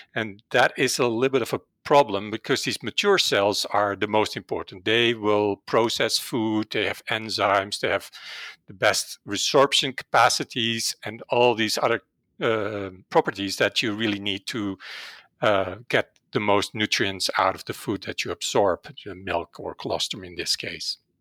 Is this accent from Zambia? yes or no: no; Netherlands; English is a second language; moved away as an adult; now in Calgary, Canada; originally, I'm from the Netherlands, and that's probably where my accent comes